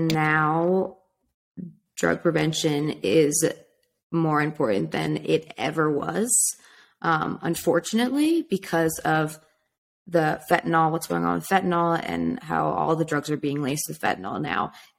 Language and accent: English; California, United States; So growing up in California, it seems like, okay, it's totally fine to smoke weed because everyone's doing it and it's legal